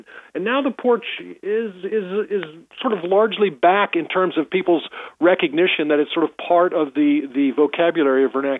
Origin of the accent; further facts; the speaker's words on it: Washington, District of Columbia, United States; you might have been born in Sibley, which is where I was born, on North Capitol Street.